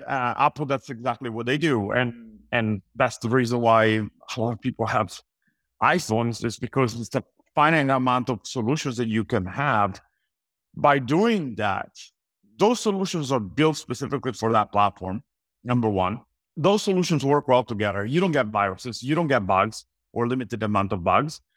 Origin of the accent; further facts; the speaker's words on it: Italy; moved away as an adult; also born or lived in Los Angeles, United States; I was born and raised in Italy.